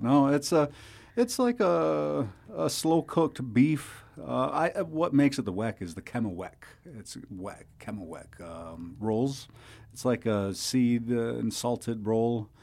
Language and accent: English; Seneca Nation, New York, United States; I'm from the Seneca Nation